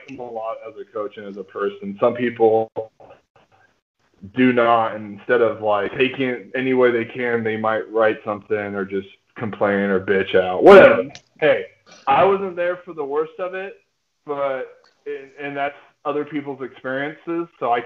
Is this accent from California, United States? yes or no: yes; California, United States; I'm from California